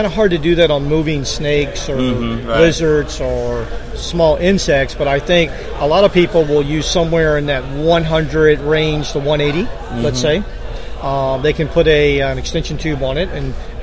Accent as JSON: {"language": "English", "region": "Florida", "country": "United States", "said": "I'm a Floridian"}